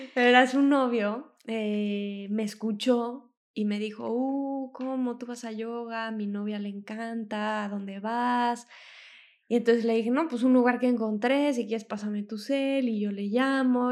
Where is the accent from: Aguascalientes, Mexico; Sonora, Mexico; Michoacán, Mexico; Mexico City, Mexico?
Mexico City, Mexico; moved away as an adult; now in Mantua, Italy; yo soy de México, de la Ciudad de México